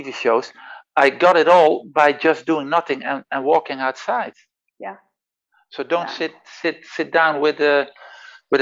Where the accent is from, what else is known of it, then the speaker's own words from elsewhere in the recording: Netherlands; first language Dutch; English is a second language; I'm Dutch. Yeah. That's my mother language